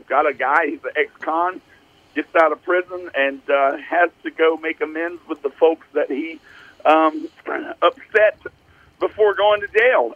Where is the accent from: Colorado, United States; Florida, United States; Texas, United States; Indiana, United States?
Texas, United States; East; I grew up in East Texas